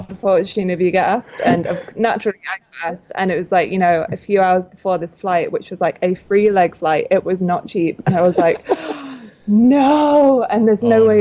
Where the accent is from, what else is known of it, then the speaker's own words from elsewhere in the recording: outside of Manchester, North West England, United Kingdom; moved away; My hometown is on a farm outside of Manchester. I'm not from a city at all